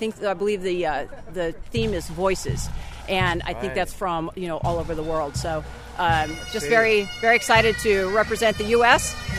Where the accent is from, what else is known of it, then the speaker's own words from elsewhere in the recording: Clovis, California, United States; I'm from Clovis, California.